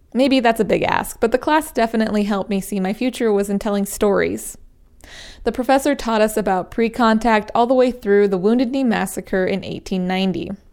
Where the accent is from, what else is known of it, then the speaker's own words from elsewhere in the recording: Wind River Reservation, Wyoming, United States; moved away as an adult; now in Montana, United States; it's only four hours away from where I grew up, the Wind River Reservation in Wyoming.